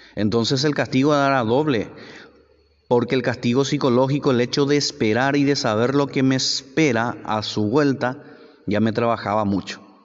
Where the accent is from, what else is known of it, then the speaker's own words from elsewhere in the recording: Paraguay; el país de donde yo soy ahora